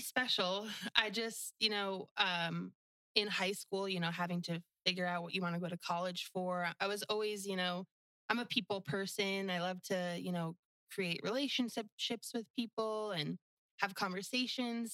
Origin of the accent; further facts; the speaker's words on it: New Jersey, United States; moved away as an adult; also born or lived in Florida Keys; now in Pine Island, United States; the house I grew up in in New Jersey